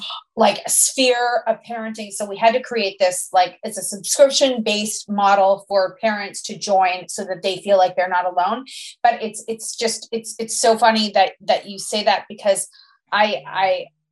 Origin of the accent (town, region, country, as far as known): Canada